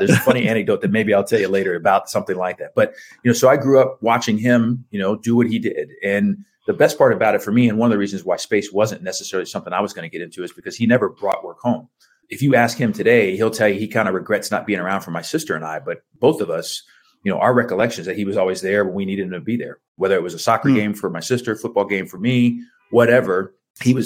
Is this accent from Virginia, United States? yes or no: no; Houston, Texas, United States; I grew up in Houston, Texas